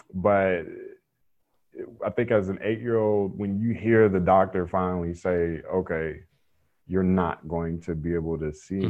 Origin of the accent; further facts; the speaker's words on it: Raleigh, North Carolina, United States; I grew up in Raleigh, North Carolina